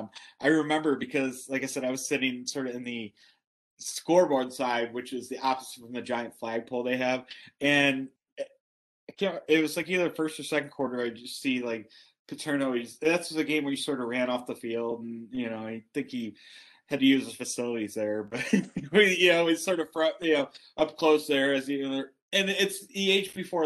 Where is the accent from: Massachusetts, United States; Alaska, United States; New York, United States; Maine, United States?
New York, United States; Buffalo; moved away; also born or lived in Columbus, Ohio; I'm being from Buffalo